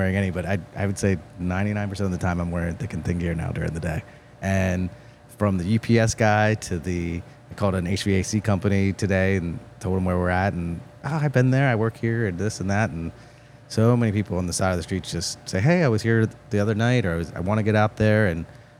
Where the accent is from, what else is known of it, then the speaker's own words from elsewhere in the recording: Hagerstown, Maryland, United States; now in Frederick, United States; I live in Frederick, but I grew up in Hagerstown.